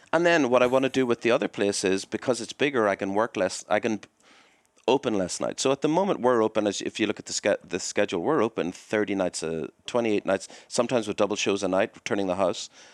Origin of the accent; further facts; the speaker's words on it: Belfast, Northern Ireland, United Kingdom; now in United States; growing up in Belfast and the moving and stuff like